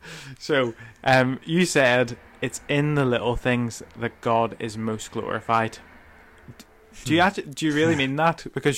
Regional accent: Welsh, Wales, United Kingdom; Sorry, I'm so Welsh.

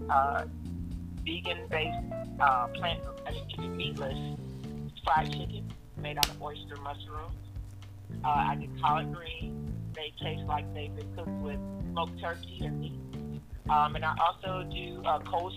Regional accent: Fort Lauderdale, Florida, United States; moved away; also born or lived in Atlanta area; I'm from Fort Lauderdale

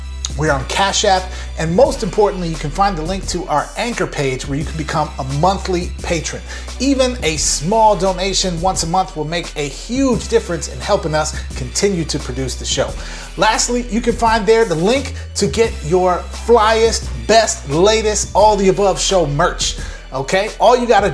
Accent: Twin Cities of Minneapolis and St. Paul, Minnesota, United States; my hometown of the Twin Cities of Minneapolis and St. Paul, Minnesota

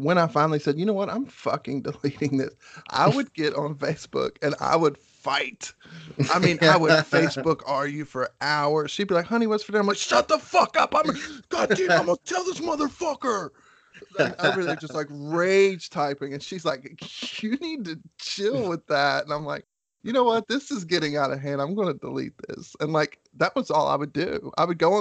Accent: West Virginia, United States; I'm from West Virginia

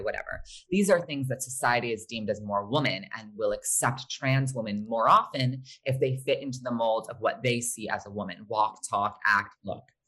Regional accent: Short Hills, New Jersey, United States; born or raised there; also born or lived in Los Angeles, California

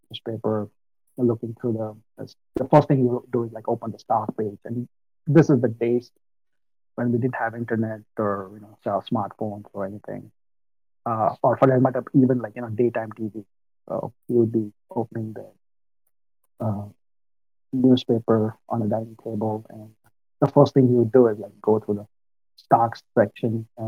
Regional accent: Mumbai, Maharashtra, India; moved away as an adult; also born or lived in Northeast U.S.; now in United States; I'm from India, born and brought up in Mumbai.

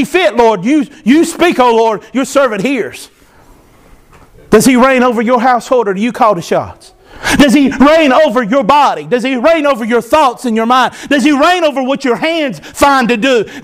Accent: United States; I am an American

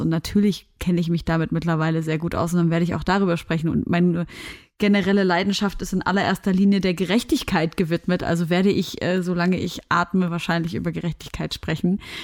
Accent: Syria; moved away; Wir sind ja aus Syrien

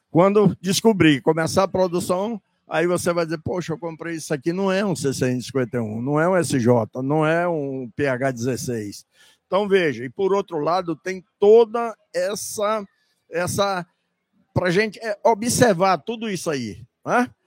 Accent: Bahia, Brazil; Nós somos da Bahia.

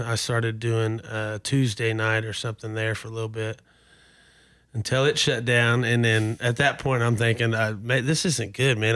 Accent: Oklahoma City, Oklahoma, United States; I was born here in, uh, or in Oklahoma City, and, uh, lived most of my childhood life in Oklahoma City

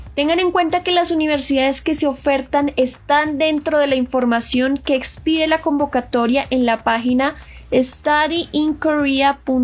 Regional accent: Colombia; moved away as an adult; now in South Korea; yo que soy de Colombia

